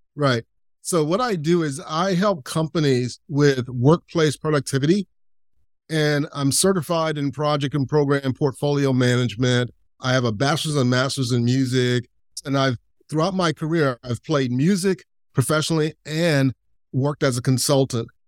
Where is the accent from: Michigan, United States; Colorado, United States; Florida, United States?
Florida, United States; Lakeland; where I grew up in Lakeland, Florida